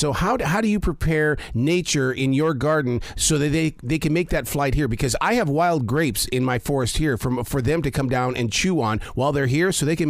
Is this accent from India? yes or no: no; Montana, United States; also born or lived in Wyoming; growing up in Montana and Wyoming